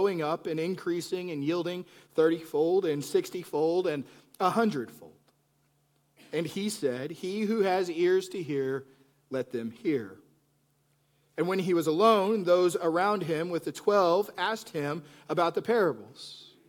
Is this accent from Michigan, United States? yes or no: no; Plainview, Texas, United States; moved away; I grew up in Plainview, Texas.